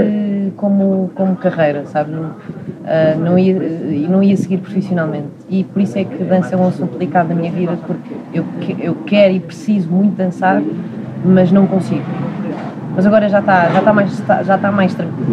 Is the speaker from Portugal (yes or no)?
yes; Leiria, Centro, Portugal; moved away; eu nasci em Leiria